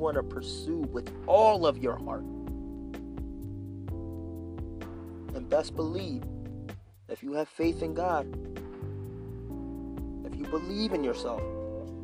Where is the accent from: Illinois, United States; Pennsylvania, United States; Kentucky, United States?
Pennsylvania, United States; Philadelphia; moved away; when I lived in Philadelphia, Pennsylvania